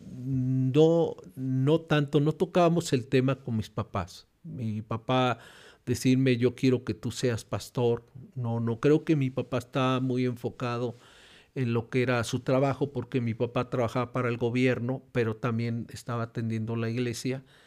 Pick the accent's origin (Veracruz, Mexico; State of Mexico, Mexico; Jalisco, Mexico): Jalisco, Mexico; Guadalajara; Nací, nací en Guadalajara y eso, nací en Guadalajara porque mi papá era estudiante en un instituto bíblico